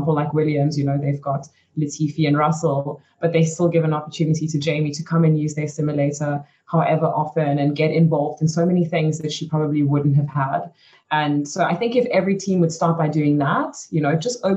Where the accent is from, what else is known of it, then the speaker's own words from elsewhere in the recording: South Africa; moved away as an adult; also born or lived in Belgium; I was quite lucky growing up in South Africa